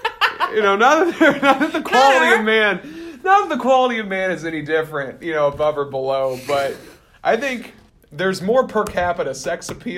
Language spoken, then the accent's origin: English; the South, United States; moved away; we're both from the South